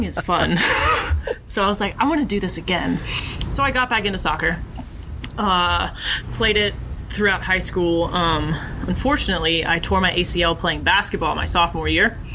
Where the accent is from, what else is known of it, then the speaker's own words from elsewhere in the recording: Huntsville, Alabama, United States; moved away as an adult; now in North Carolina, United States; I was born and raised in Huntsville, Alabama